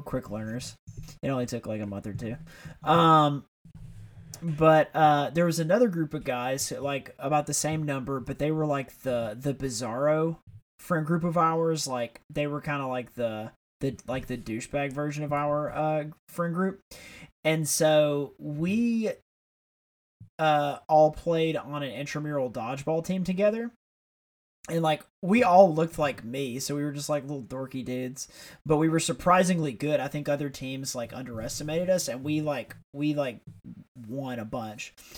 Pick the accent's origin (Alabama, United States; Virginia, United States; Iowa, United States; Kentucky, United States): Alabama, United States; Tuscaloosa; we grew up in Tuscaloosa, which is where the University of Alabama is